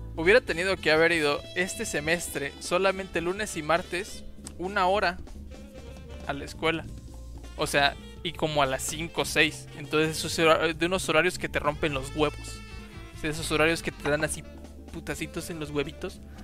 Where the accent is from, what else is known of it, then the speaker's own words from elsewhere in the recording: Jalpa, Mexico; yo estaba en la secundaria, entonces, en ese entonces, pues no había mucha información, y menos en mi pueblo. Entonces. Menos allá en Jalpa.